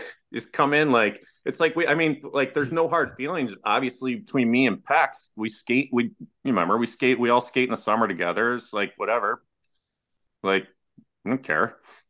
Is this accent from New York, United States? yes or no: yes; Syracuse, New York, United States; I grew up in Syracuse